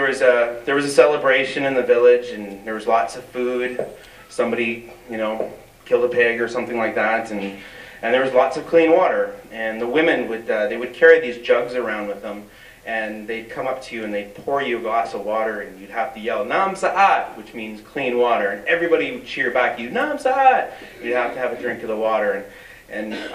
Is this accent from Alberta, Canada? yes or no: no; British Columbia, Canada; as Canadians, as British Columbians, as First Nations